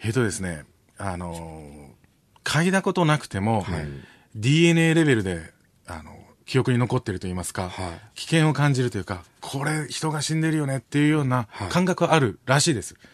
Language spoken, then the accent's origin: Japanese; Okinawa, Japan; moved away; 沖縄から出てきた